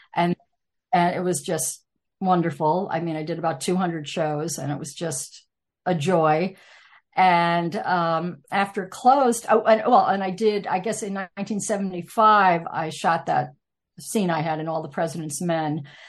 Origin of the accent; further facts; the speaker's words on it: Irvington, New York, United States; I grew up in Irvington, New York, home of Washington Irving